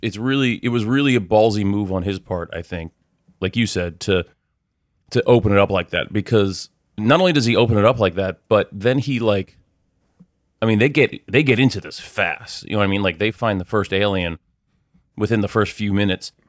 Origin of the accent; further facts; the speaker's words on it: United States; as a American